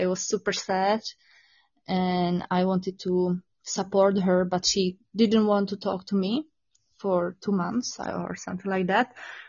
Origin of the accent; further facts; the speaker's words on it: Czechia; English is a second language; also born or lived in Prague; Yeah, I was born in Czech by the mountains. So I'm basically a mountain girl, but right now I'm living in the capital city of Czech Republic in Prague.